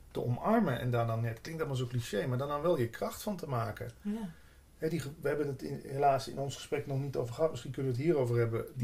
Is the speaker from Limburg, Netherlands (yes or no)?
yes; Limburg, Netherlands; In het begin schaamde ik me zo ook toen ik bij de Landelijke Radio kwam, dat ik uit Limburg kwam. Dat ik maar gewoon zei dat ik uit Brabant kwam.